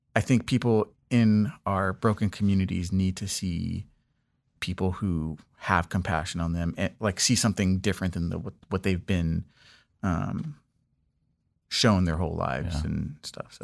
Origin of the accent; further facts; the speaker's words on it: Los Angeles, California, United States; moved away as an adult; also born or lived in East Coast; I grew up in Los Angeles, uh, specifically in the Westchester area